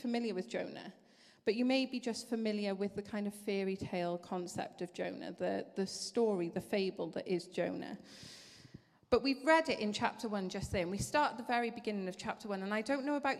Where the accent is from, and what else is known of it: Wales, United Kingdom; accent: Welsh